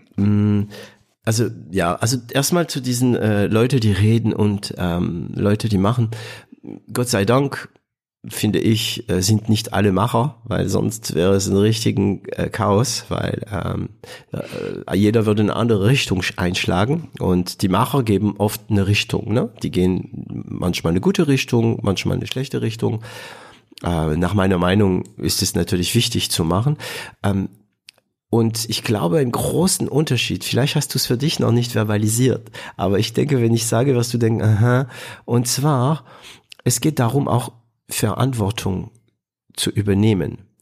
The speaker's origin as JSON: {"language": "German", "country": "France", "also_born_or_lived": "Southern Germany", "second_language": "German", "moved": "yes", "lives_now": "Germany"}